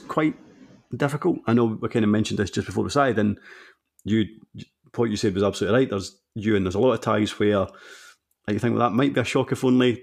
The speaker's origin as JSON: {"language": "English", "area": "Fife", "region": "Scotland", "country": "United Kingdom", "said": "I'm from Fife"}